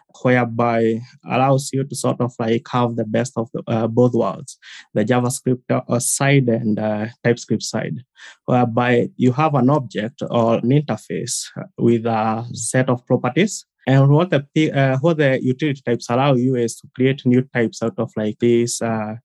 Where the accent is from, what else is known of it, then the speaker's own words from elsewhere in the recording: Kenya; I'm from Kenya, currently located just in the capital, Nairobi